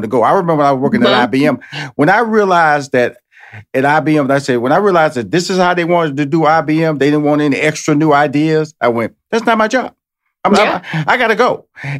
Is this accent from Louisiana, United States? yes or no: no; Houston, Texas, United States; I'm originally from Houston, Texas. So I moved to New York, pursuing my stand-up comedy career. Then I moved to L.A., pursuing my career.